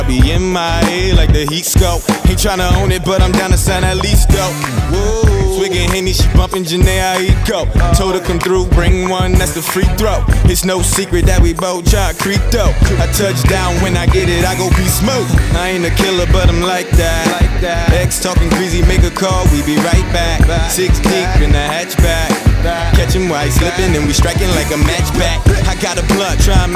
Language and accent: English; Plainfield, New Jersey, United States; I hail from Plainfield, New Jersey